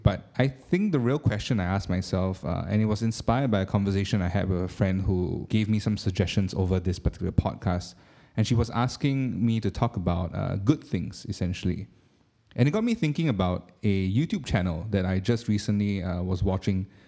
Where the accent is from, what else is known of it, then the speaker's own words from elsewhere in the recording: Singapore; being a Singaporean